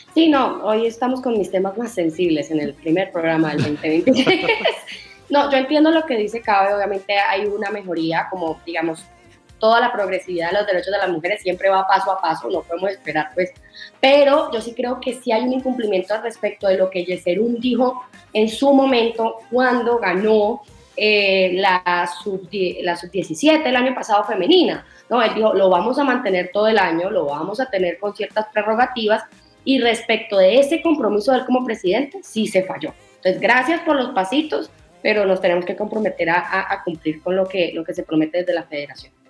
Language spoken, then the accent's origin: Spanish; Santander, Colombia; de ser santandereano